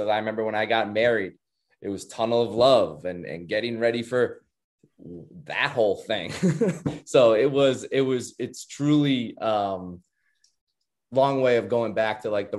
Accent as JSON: {"language": "English", "town": "Wrentham", "region": "Massachusetts", "country": "United States", "tie": "born or raised there", "said": "I grew up, born and raised in Massachusetts, small town, about 45 minutes outside of Boston, Wrentham, Mass."}